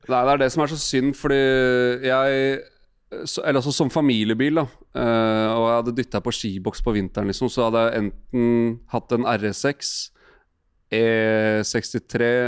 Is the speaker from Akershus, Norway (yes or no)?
yes; Asker, Akershus, Norway; Vi satt liksom hjemme i Asker og så på matchen. og Jeg var bare ni år gammel.